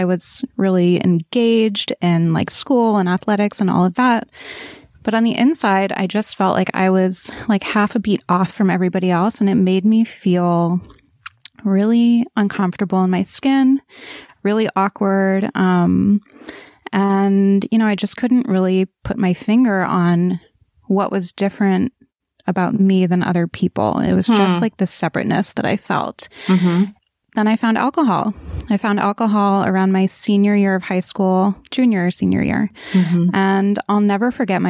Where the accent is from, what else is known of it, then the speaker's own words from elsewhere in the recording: East Coast, United States; I grew up on the East Coast